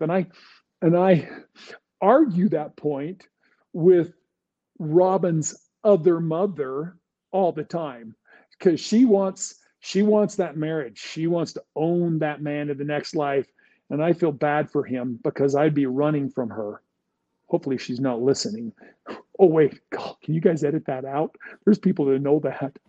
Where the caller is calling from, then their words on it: California, United States; I'm calling from California